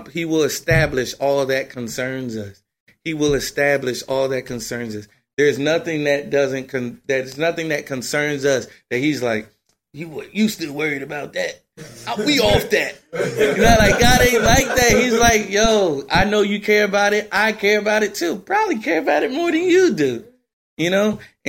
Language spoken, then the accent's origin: English; New Jersey, United States; I'm from Jersey